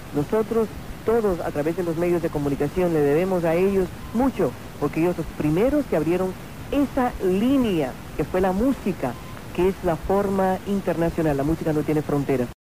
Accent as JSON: {"language": "Spanish", "country": "Puerto Rico", "said": "yo soy íbara, ¿eh? yo soy puertorriqueña"}